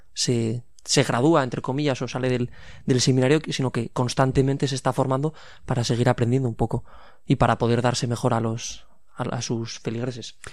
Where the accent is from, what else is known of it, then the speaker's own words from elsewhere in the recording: Pamplona, Navarre, Spain; 25 años y soy de aquí, de Pamplona